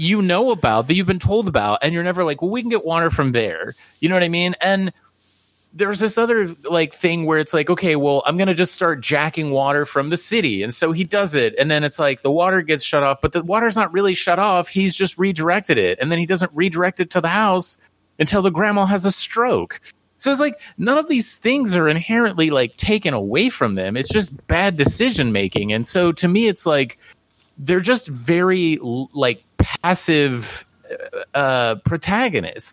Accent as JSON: {"language": "English", "region": "Midwest", "country": "United States", "tie": "born or raised there", "said": "I grew up in the Midwest"}